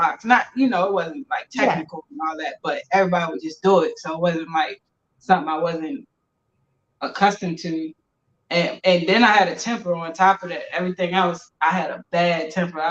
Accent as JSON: {"language": "English", "town": "Baltimore", "region": "Maryland", "country": "United States", "tie": "born or raised there", "said": "I'm from Baltimore City, from Park Heights area."}